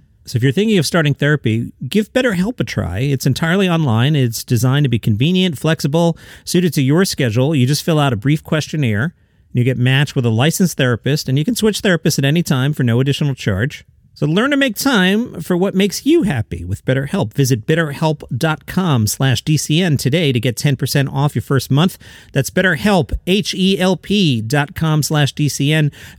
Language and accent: English; Tennessee, United States; I grew up outside of Nashville, and I'd see a lot of country music stars.